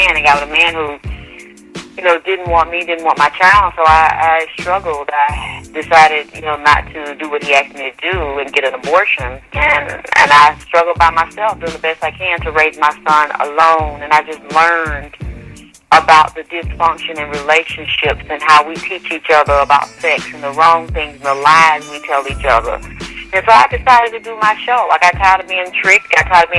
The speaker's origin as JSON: {"language": "English", "town": "Atlanta", "region": "Georgia", "country": "United States", "said": "I'm from Atlanta, Georgia"}